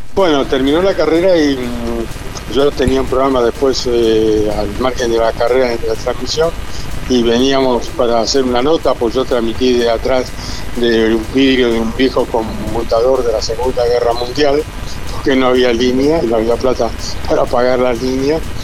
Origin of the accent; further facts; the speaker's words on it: La Pampa, Argentina; moved away; cuando era pibe allá en La Pampa